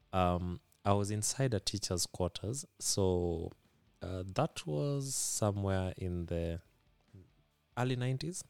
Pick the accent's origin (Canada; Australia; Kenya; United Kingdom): Kenya; Kisumu, Kisumu County; first language Luo; English is a second language; I've been born and bred, uh, in Kisumu, Kenya